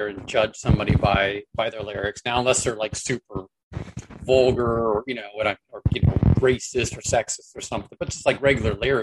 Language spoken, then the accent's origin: English; Cincinnati, Ohio, United States; I grew up in the Cincinnati area